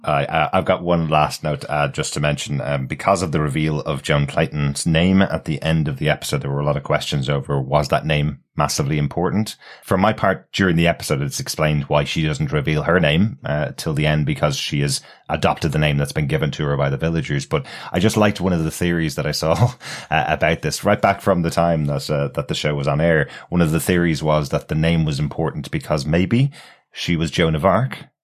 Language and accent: English; Ireland; I'm Irish